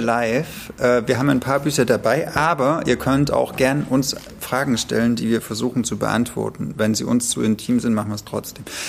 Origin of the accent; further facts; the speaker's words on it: East Germany, Germany; weil ich bin ja im Osten aufgewachsen oder im Osten geboren, meine Eltern äh, sind in der DDR geboren, nee, ich auch